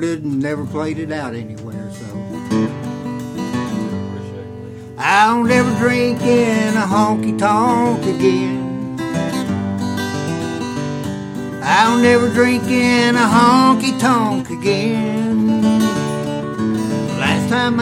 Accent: Williamson, West Virginia, United States; I was born in Williamson, and our area had all kinds of modes of transportation

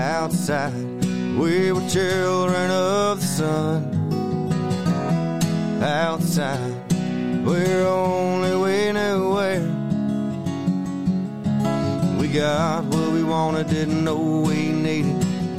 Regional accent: Berea, Kentucky, United States; is about growing up in Berea, Kentucky in the 80s. and just spending all summer riding my bike with the neighborhood kids, playing baseball, and just having a good old time.

